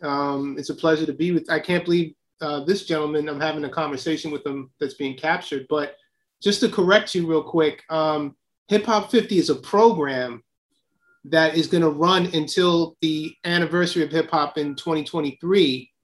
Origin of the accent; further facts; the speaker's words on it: Silver Spring, Maryland, United States; moved away; also born or lived in Queens; Well, I grew up initially in Silver Spring, Maryland. You know, my father was a filmmaker and he taught at Howard University. And my parents split up, so we moved to Queens in 1977.